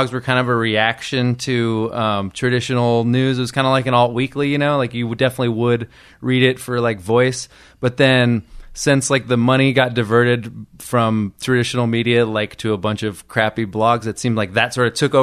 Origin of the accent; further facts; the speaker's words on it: Del Rey, California, United States; moved away as an adult; also born or lived in New York; I grew up in the Central Valley, in a place called Del Rey, which is like in Fresno County.